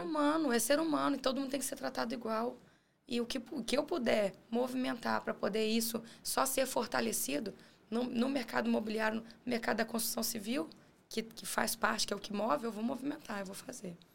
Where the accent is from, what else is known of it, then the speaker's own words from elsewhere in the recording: Guarapari, Espírito Santo, Brazil; nós quatro somos de Guarapari.